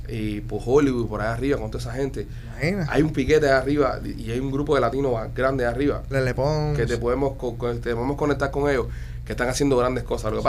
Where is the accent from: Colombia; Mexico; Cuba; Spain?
Cuba; now in United States; regresar a Cuba, bro. a mí me encantaría ir a mi país y trabajar en mi país